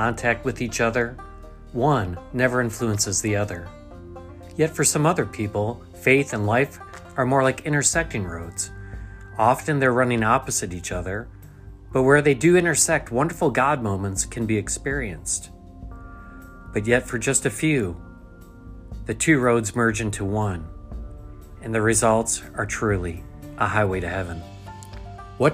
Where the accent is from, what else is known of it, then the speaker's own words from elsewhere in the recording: New York, United States; growing up in New York. Grew up in a small town.